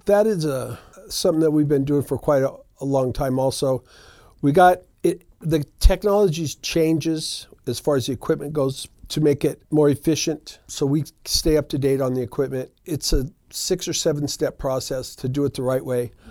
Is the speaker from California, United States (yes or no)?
no; Reno, Nevada, United States; we've been in the business for over twenty years in Reno. I'm a local, born and raised right here. So this is my hometown